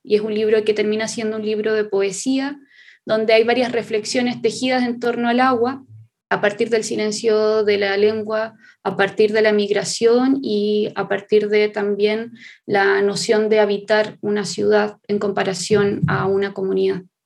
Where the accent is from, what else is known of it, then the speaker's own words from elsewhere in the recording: Chile; Somos parte del pueblo nación mapuche, eh, la parte del Mapu, que es todo lo que hoy se conoce como Chile